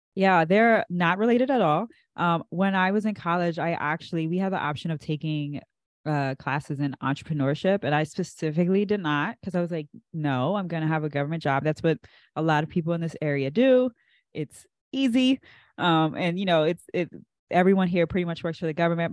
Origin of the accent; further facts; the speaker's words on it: Andrews, Maryland, United States; my parents were stationed at Andrews, and that's I was born right on Andrews, and we never left.